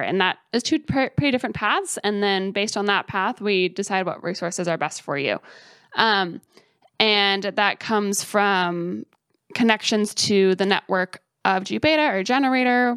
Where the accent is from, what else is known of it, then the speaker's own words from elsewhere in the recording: Colorado, United States; moved away as an adult; also born or lived in Bloomington, Indiana; now in Columbus, United States; I grew up in Colorado, so I spent my whole life there in the mountains. I grew up just, like, an hour west of Denver.